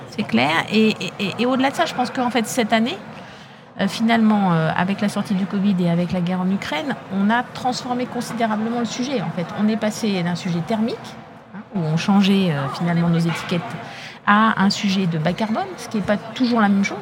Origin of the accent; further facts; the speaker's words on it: Mantes-la-Jolie, Île-de-France, France; moi j'ai grandi en HLM